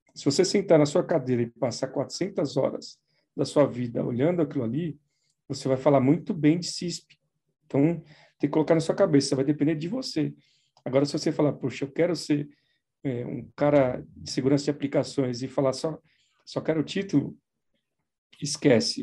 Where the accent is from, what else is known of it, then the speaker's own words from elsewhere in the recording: São Paulo, Brazil; sou de São Paulo, sempre fiquei por aqui, não, nunca morei fora, né? Sempre morei em São Paulo mesmo